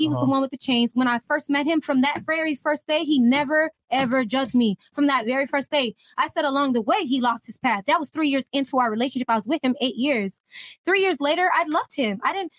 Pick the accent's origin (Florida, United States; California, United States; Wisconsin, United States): Florida, United States; Parkland; I grew up in Parkland. I graduated from Douglas.